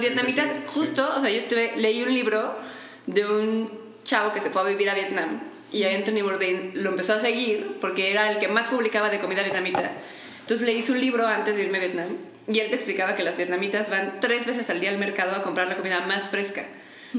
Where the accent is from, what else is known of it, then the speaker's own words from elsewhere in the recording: Mexico City, Mexico; La gente que somos de la Ciudad de México somos como que tenemos un tipo